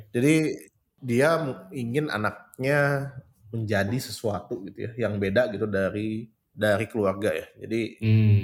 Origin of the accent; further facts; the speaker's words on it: Bandung, West Java, Indonesia; gue tuh dibesarkan di Bandung ya karena memang asli Bandung itu lahir di Bandung.